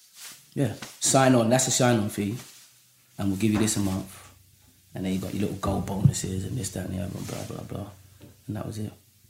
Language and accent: English; London, United Kingdom; I'm from Hackney, right?